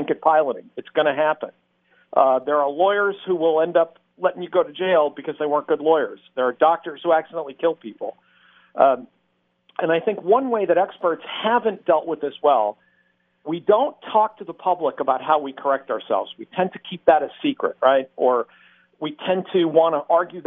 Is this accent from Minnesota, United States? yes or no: no; Massachusetts, United States; moved away; I grew up in Massachusetts